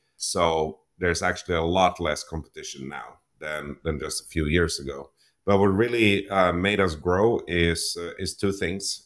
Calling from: Toronto, Ontario, Canada; today I'm, I'm calling in from my home here in Toronto, Ontario, Canada

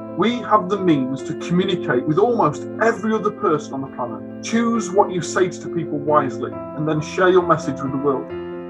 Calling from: Warrington, North West England, United Kingdom; I'm calling from Warrington in Cheshire.

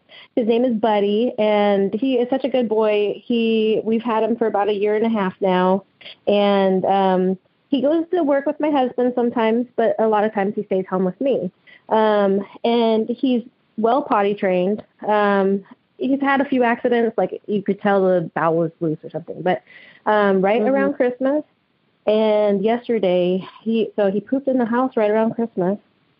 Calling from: Vaughn, Washington, United States; I'm calling in from Vaughan, Washington.

